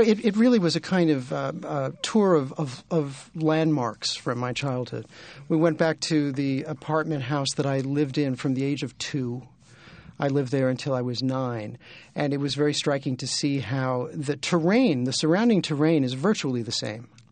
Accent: New York City, New York, United States; I grew up in Brooklyn

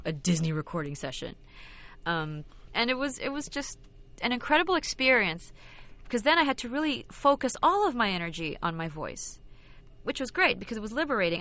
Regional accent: Philippines; moved away as an adult; also born or lived in London / New York; I was born and raised in the Philippines

